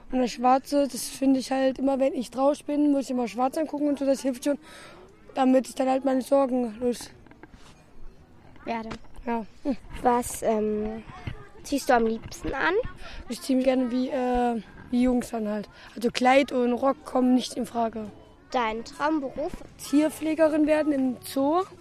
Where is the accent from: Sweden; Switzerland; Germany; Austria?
Austria; Achso, ihr könnt Deutsch? Ich, ich komme aus Österreich.